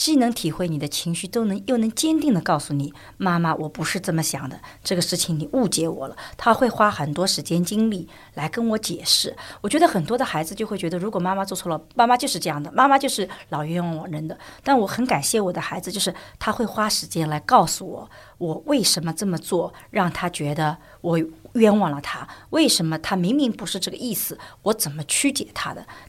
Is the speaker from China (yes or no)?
yes; China; 而且我们中国人吃饭的时间要比西方人吃饭时间